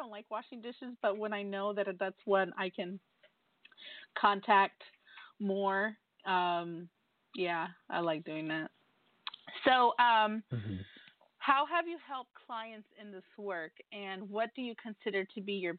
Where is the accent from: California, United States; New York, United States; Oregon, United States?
New York, United States; as a New Yorker